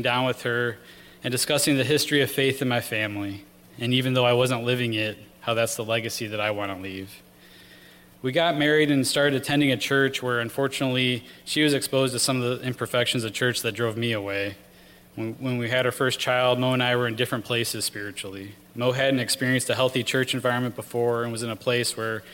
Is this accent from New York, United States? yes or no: no; Rockford, Illinois, United States; I grew up in Rockford, Illinois